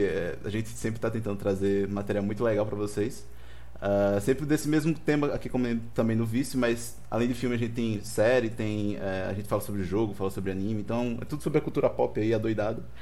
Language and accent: Portuguese; Natal, Rio Grande do Norte, Brazil; podcast também nordestino, a gente é aqui do Rio Grande do Norte, Natal